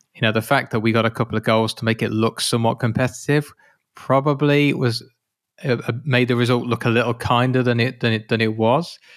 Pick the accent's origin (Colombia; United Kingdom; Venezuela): United Kingdom; I'm British